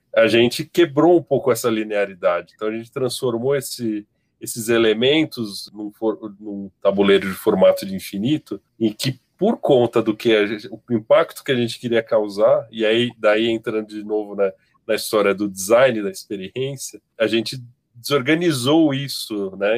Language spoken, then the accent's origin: Portuguese; São Paulo, Brazil; Sou de São Paulo